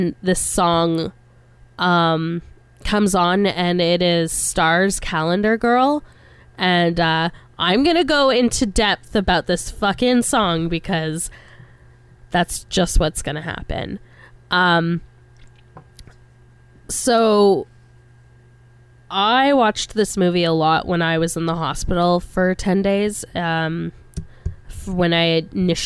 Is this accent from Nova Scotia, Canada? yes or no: yes; Kentville, Nova Scotia, Canada; moved away; also born or lived in Victoria; I was born in Kentville